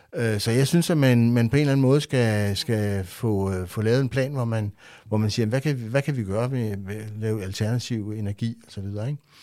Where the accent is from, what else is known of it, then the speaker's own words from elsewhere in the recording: Rødovre, Capital Region of Denmark, Denmark; Jeg voksede op i Rødovre